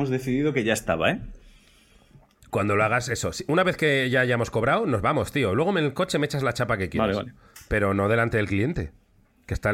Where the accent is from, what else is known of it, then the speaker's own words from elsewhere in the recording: Lekeitio, Basque Country, Spain; soy originario de Lekeitio aunque hace años que vivo fuera de allí.